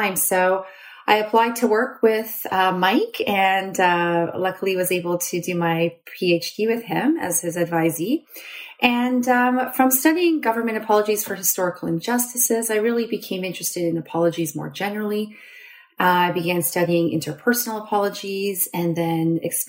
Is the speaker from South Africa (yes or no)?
no; Canada; moved away as an adult; also born or lived in Guelph, Ontario / Waterloo, Ontario; now in Pittsburgh, United States; I'm Canadian, so I did my undergrad at the University